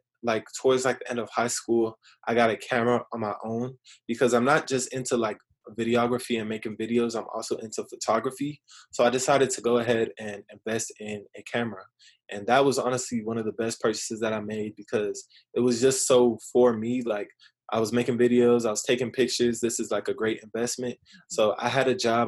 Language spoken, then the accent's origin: English; Riverside, California, United States; growing up in Riverside